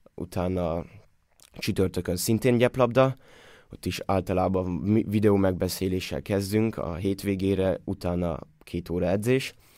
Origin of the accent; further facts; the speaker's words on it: Austria; moved away as an adult; now in Hamburg, Germany; itt mindenkit ismerek, mindenki ismer mindenkit, többnyire együtt nőttünk fel